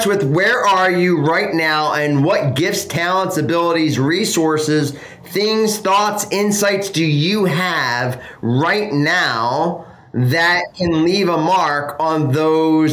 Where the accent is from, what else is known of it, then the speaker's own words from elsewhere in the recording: Philadelphia, Pennsylvania, United States; moved away; I grew up in Philly. I'm an East Coast guy.